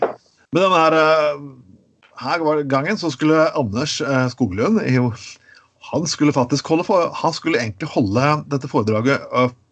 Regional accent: Telemark, Norway; jeg kom fra Telemark

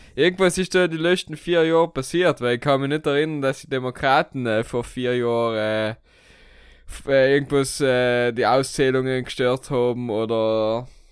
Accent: Italy; wir sind ja Italiener

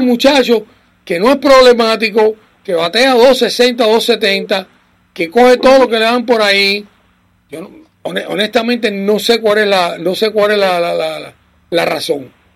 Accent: Cuba; nosotros los cubanos, y digo los cubanos porque yo soy cubano

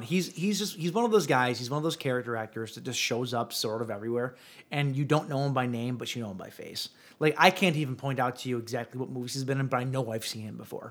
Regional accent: Ten Mile and Jefferson, Detroit area, Michigan, United States; grew up at Ten Mile in Jefferson.

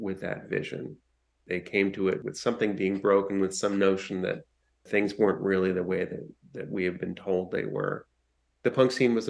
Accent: Washington, District of Columbia, United States; I grew up in Washington, D.C.

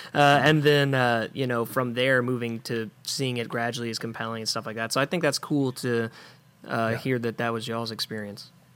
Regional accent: Memphis, Tennessee, United States; I am from Memphis

